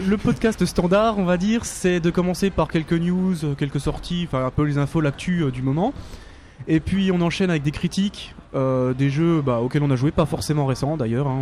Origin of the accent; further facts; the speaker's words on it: Paris, Île-de-France, France; nous, on est de Paris